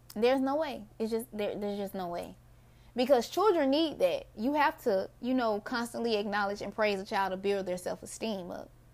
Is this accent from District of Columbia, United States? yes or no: no; Mississippi, United States; my people, we're Mississippians